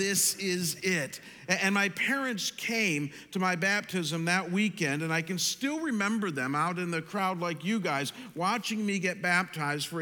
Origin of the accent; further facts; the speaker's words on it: Chagrin Falls, Ohio, United States; my hometown of Chagrin Falls, Ohio